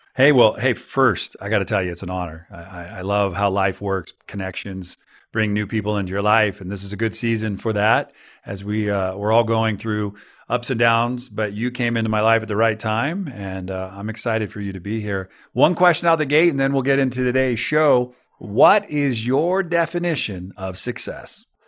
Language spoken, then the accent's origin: English; California, United States; I grew up, I grew up in California right on the San Andreas Fault. I was in Santa Cruz during the big one